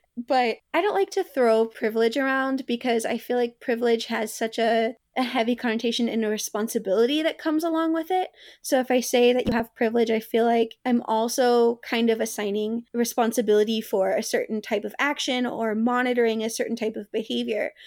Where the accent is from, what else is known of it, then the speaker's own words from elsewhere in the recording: the South, United States; me growing up in the South